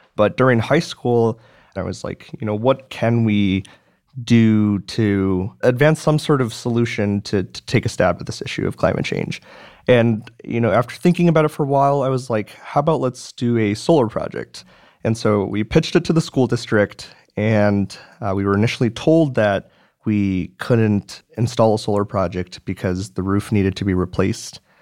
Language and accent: English; Madison, Wisconsin, United States; moved away as an adult; So I was born and raised in Madison, Wisconsin. I've I've lived there for 18 years